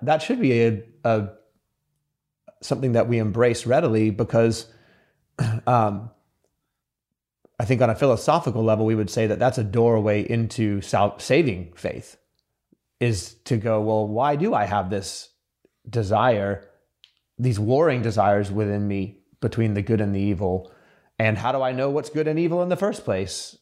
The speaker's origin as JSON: {"language": "English", "country": "United States", "tie": "born or raised there", "also_born_or_lived": "Sydney, Australia", "said": "I was born in Sydney, but I grew up in America from the age of seven"}